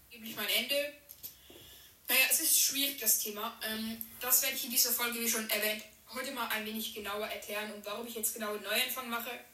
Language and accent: German; Switzerland; bin 13, komme aus der Schweiz